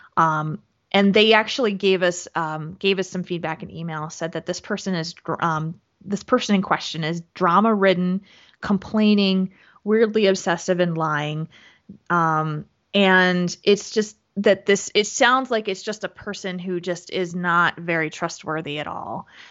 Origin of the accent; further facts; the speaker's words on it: New Jersey, United States; moved away; I am originally from New Jersey, and that's where my parents live.